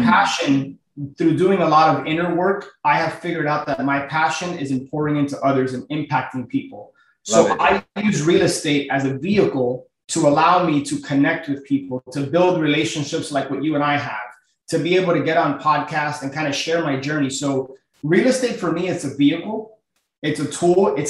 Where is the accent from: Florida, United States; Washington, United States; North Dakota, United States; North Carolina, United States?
Florida, United States; Miami; born and raised in Miami, my family, we're all from Cuba.